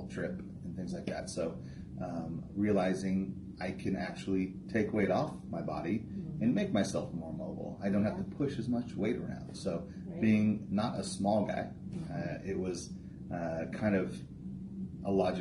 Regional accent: Southern California, United States; moved away; I'm originally from Southern California

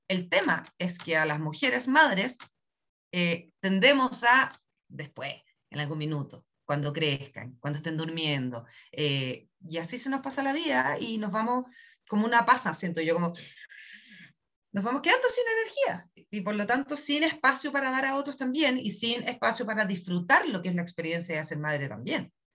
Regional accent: Chile; soy chilena

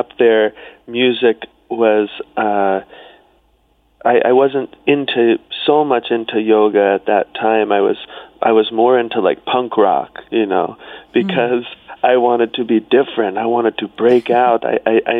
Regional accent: South Carolina, United States; I grew up on an island, which is all the way at the bottom of South Carolina

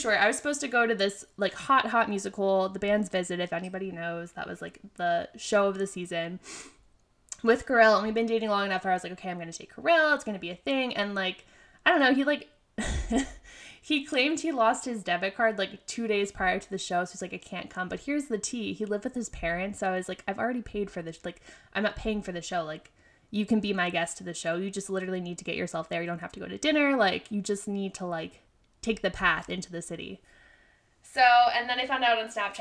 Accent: York, Pennsylvania, United States; moved away as an adult; now in New York, United States; that's my hometown hospital

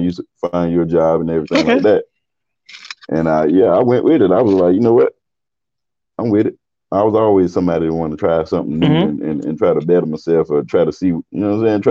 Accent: the South, United States; us as Southerners

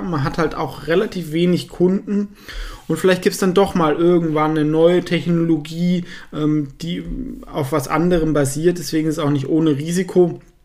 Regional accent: Southern Germany, Germany; ich komme ja aus Süddeutschland

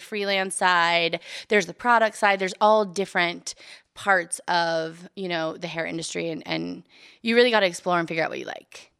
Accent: Bakersfield, California, United States; moved away; I'm from Bakersfield

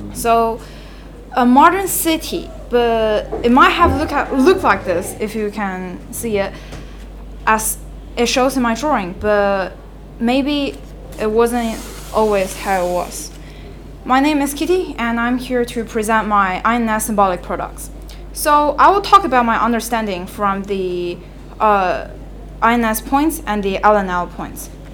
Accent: China; moved away; I left China against my will because it's no longer a suitable for place for people to live

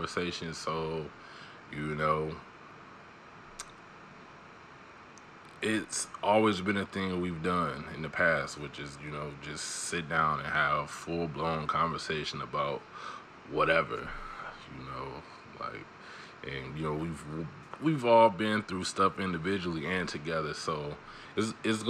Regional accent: Chicago, Illinois, United States; also born or lived in Kalamazoo, Michigan / Mississippi; I was born in Chicago and raised between both Kalamazoo and Chicago all of my life. You know, and you sprinkle in a little bit of Mississippi in there

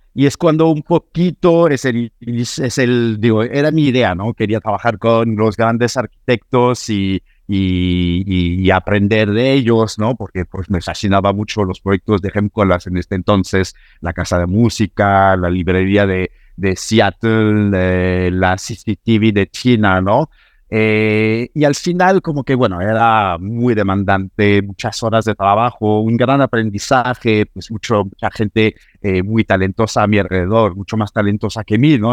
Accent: Normandy, France; Spanish is a second language; moved away as an adult; also born or lived in Paris, France / London, United Kingdom / New York, United States; now in Mexico; Decidí mudarme de mi Normandía natal hacia París

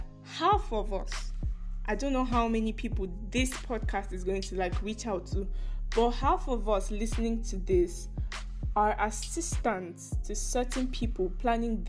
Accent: Nigeria; I am a Nigerian, to be specific

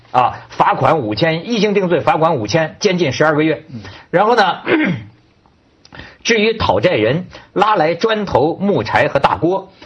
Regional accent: Hebei, China; accent: Hebei dialect; 我们河北话讲就是善了嘛

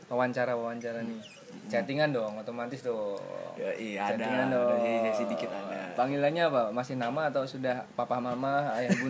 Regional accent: Bandung, West Java, Indonesia; kalau saya sih dari Bandung aslinya tentunya

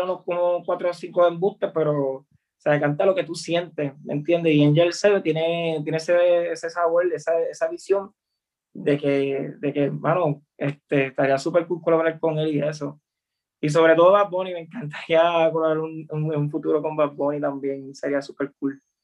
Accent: Puerto Rico; como puertorriqueños

